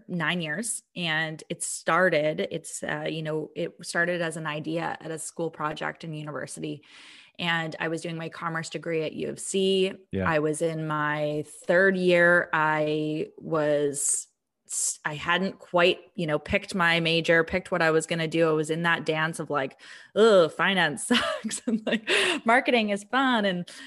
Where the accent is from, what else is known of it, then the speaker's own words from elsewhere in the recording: Vancouver, British Columbia, Canada; now in Calgary, Canada; So I came from Vancouver, and I actually, I moved to Calgary in 2009.